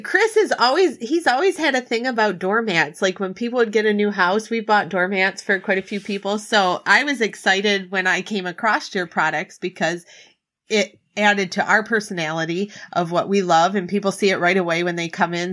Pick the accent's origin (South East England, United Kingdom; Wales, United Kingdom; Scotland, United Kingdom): Scotland, United Kingdom; I'm Scottish.